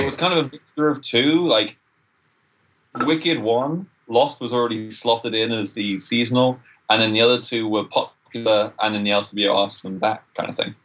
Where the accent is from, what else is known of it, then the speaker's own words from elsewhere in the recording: England, United Kingdom; now in Canada; I'm English.